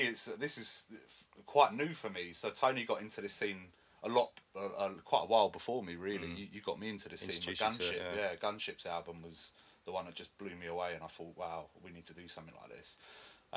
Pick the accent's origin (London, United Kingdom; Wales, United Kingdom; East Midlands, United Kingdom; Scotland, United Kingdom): London, United Kingdom; moved away as an adult; now in Newquay, United Kingdom; I'm from North London, hence the accent.